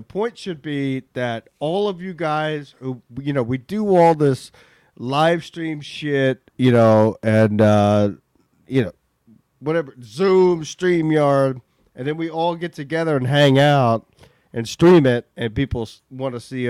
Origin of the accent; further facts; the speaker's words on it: Houston, Texas, United States; moved away as an adult; now in New Haven, United States; I grew up in Houston and around those places